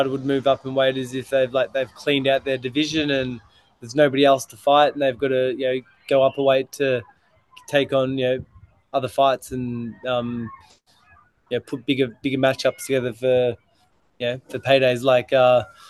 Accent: Lakes Entrance, Victoria, Australia; moved away; where I grew up in Lakes Entrance

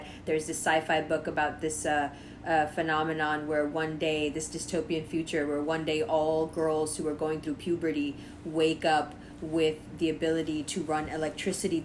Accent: Pakistan; I'm Pakistani

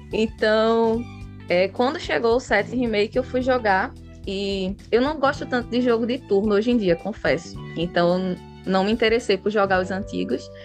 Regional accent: Recife, Pernambuco, Brazil; Sou de Recife, Pernambuco. Vocês já devem ter percebido pelo meu sotaque

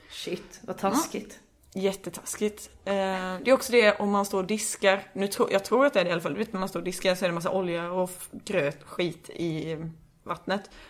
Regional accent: Småland, Sweden; Kan jag som smålänning intyga.

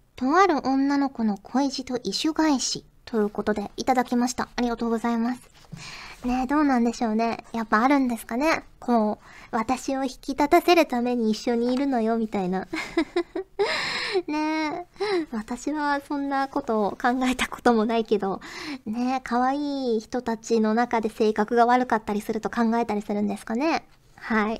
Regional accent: Fukuoka, Japan; 私福岡出身なのであのエセ京都弁なのは

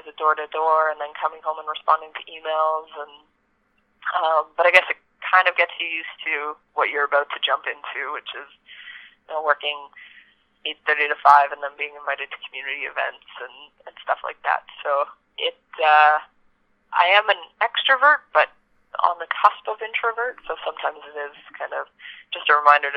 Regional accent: Yellowknife, Northwest Territories, Canada; being born and raised in Yellowknife

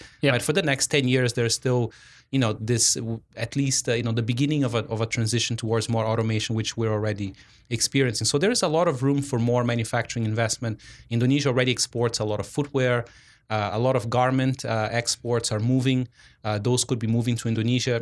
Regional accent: Brazil; moved away; I'm originally from Brazil

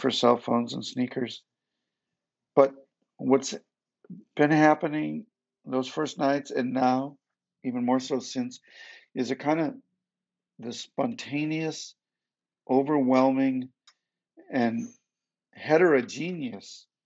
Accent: Detroit, Michigan, United States; I grew up in Detroit

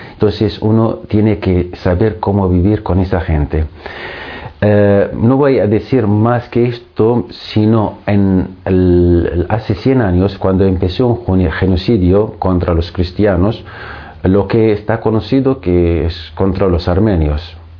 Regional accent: Syria; Spanish is a second language; moved away as an adult; also born or lived in Greece / Argentina; now in Madrid, Spain; nacido en Siria, estudiando en Siria, estudié en Siria

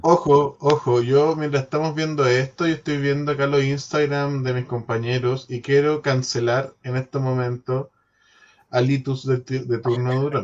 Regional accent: Chile; como chileno

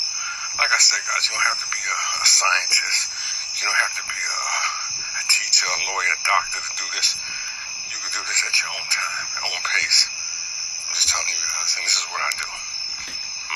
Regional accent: New York City, New York, United States; I'm from New York. I'm from Brooklyn

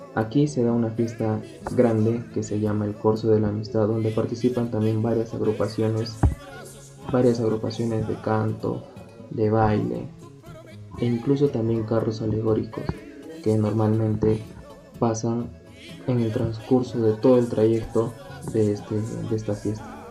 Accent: Arequipa, Peru; Estoy muy feliz de haber nacido aquí en Arequipa y poder apreciar hasta ahora que tengo 20 años

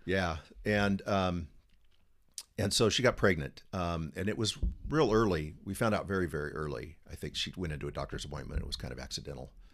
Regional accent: San Diego, California, United States; born and raised in San Diego, native

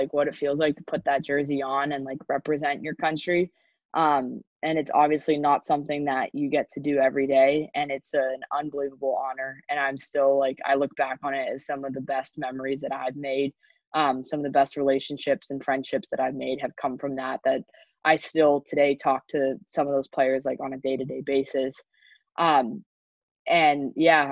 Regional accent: up by San Jose, Northern California, United States; I grew up obviously in California

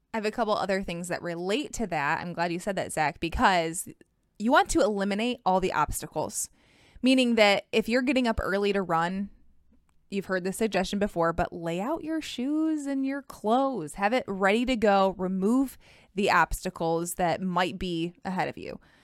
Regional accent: Michigan, United States; I'm from Michigan

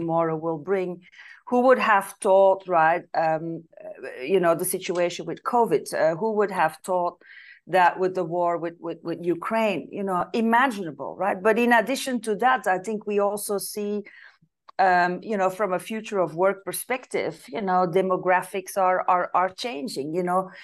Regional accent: Belgium; moved away as an adult; now in Italy; I'm originally from Belgium

